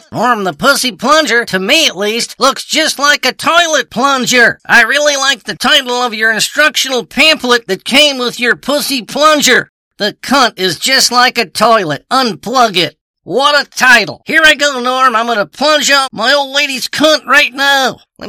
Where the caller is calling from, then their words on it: Michigan, United States; I'm calling you from Michigan.